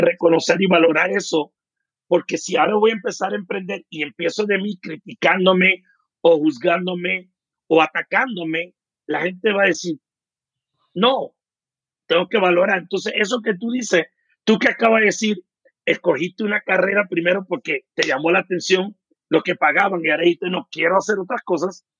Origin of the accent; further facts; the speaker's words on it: United States; first language English; Spanish is a second language; also born or lived in Puerto Rico; now in Mexico City, Mexico; yo, como me crío en Estados Unidos, mi primer idioma fue el inglés. Yo aprendo el español después